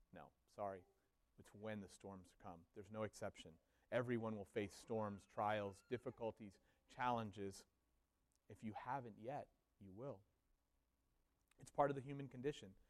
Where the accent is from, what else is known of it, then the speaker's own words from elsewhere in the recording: Miami, Florida, United States; moved away; I grew up in Miami, Florida